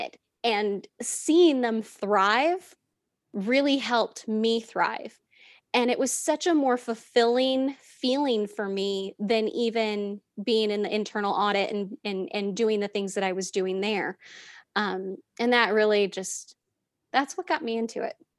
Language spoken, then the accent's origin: English; Southern California, United States; moved away as an adult; also born or lived in Las Vegas, Nevada; now in Charlotte, United States; I was born and raised in Southern California, moved to Vegas